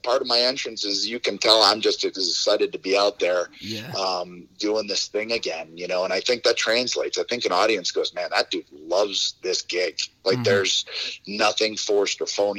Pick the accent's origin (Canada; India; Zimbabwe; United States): Canada; Toronto, Ontario; I can go back to my hometown in front of all my friends in Scotiabank Center